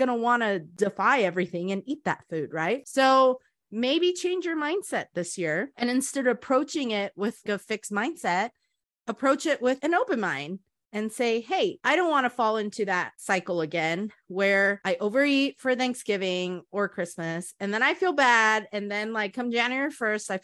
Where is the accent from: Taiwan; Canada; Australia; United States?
Taiwan; moved away; part of my life, I grew up in Taiwan